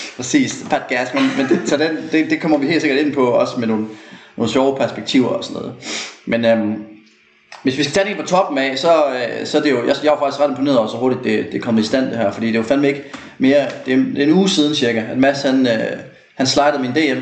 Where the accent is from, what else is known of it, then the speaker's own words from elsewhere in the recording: Aarhus, Central Denmark Region, Denmark; moved away as an adult; also born or lived in United States; jeg er jo født og opvokset i Aarhus, 8K